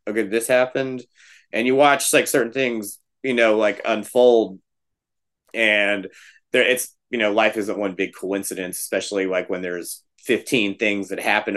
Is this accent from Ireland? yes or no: no; Texas, United States; we're a band from Texas and we're from the South